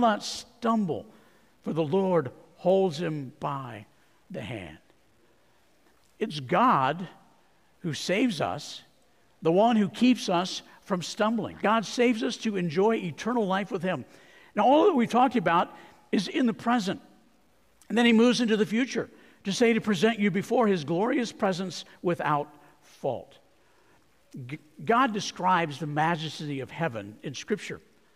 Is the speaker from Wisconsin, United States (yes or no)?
no; Arizona, United States; I grew up in Arizona